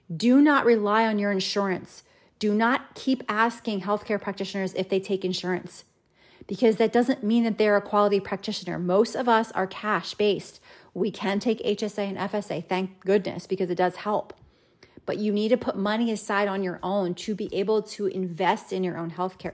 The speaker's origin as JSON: {"language": "English", "town": "Cherry Hill", "region": "New Jersey", "country": "United States", "tie": "born or raised there", "also_born_or_lived": "Germany", "moved": "as an adult", "lives_now": "Iowa, United States", "said": "my hometown of Cherry Hill, New Jersey"}